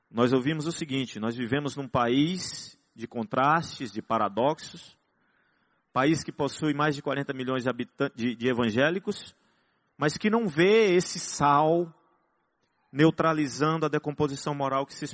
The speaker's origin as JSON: {"language": "Portuguese", "region": "Northeast Region", "country": "Brazil", "said": "graças a Deus que nós somos nordestinos, né? então a gente fala parecido."}